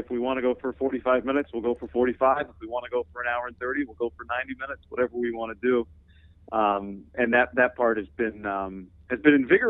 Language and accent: English; Davis, California, United States; I'm from Davis, which my dad was in the Air Force, but we moved to Davis before ninth grade, and that's actually where I met John